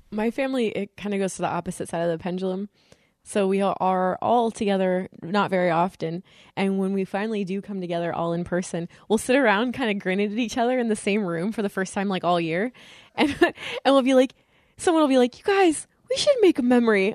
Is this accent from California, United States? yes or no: yes; California, United States; now in East Coast, United States; I'm from California and we live in the East Coast